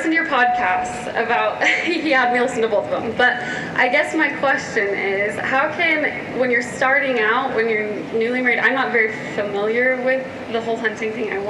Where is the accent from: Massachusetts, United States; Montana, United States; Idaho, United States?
Montana, United States; And I'm from Montana as well, so I am familiar with hunting, but I don't come from a hunting family.